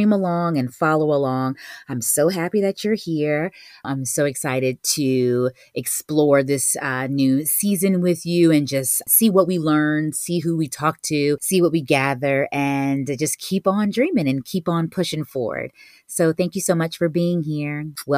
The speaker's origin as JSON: {"language": "English", "town": "Virginia Beach", "region": "Virginia", "country": "United States", "moved": "as an adult", "lives_now": "New York City, United States", "said": "I'm originally from Virginia Beach"}